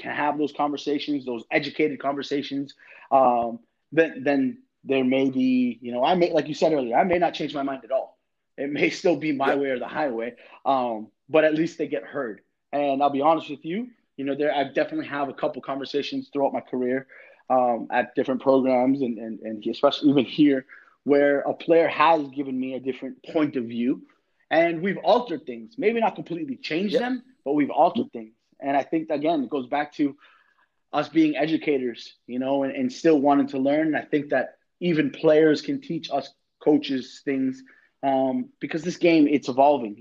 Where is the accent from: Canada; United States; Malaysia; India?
United States; Boston, Massachusetts; moved away as an adult; also born or lived in Connecticut / New York / Florida; now in Miami, United States; I'm originally from Boston, but I coached in Connecticut